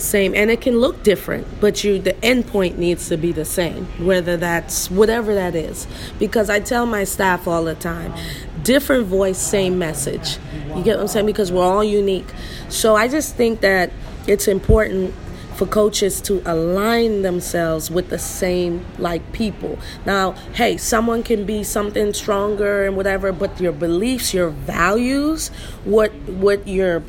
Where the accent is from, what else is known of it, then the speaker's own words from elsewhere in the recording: Freeport, Grand Bahama, Bahamas; moved away as an adult; also born or lived in Rhode Island, United States; now in United States; born and raised in Freeport, Grand Bahama, came to the United States to play college basketball